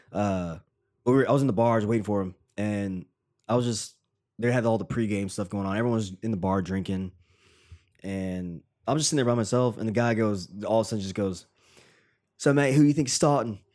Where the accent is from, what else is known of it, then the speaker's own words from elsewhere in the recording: Tennessee, United States; now in New York, United States; random dude from Tennessee